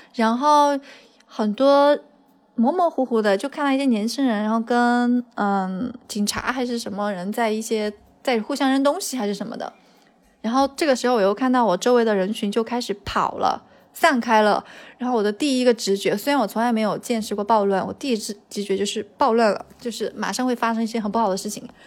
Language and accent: Chinese; China; moved away as an adult; also born or lived in Santiago, Chile; 我们这里多了一个中国人